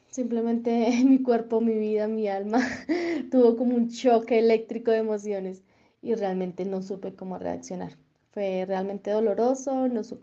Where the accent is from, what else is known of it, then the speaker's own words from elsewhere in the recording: Colombia; somos de Colombia